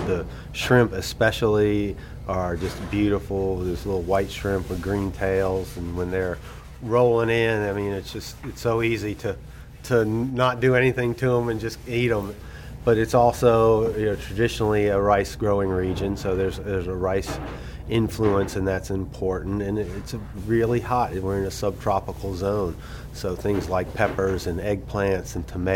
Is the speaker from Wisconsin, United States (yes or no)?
no; Kernersville, North Carolina, United States; moved away as an adult; also born or lived in Chapel Hill, North Carolina / New York City; now in Charleston, United States; I grew up in outside of Winston-Salem in Kernersville